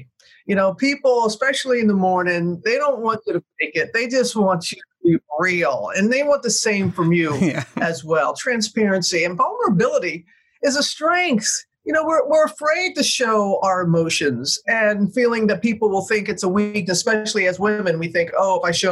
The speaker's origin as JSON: {"language": "English", "region": "the South", "country": "United States", "tie": "born or raised there", "said": "I grew up in the South."}